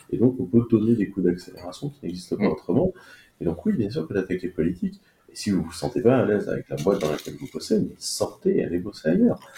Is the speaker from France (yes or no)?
yes; France; en tant que Français, euh, vous n'êtes pas d'accord avec l'entreprise qui vous emploie